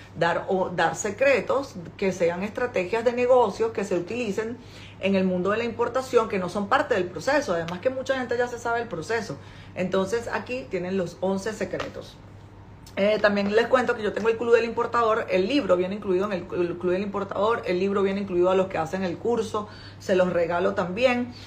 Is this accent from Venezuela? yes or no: yes; Venezuela; moved away as an adult; now in China; yo soy venezolana